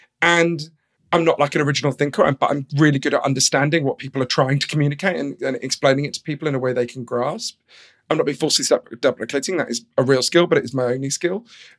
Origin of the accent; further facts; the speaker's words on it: London, United Kingdom; So I grew up in London, in a kind of middle-class suburb of London.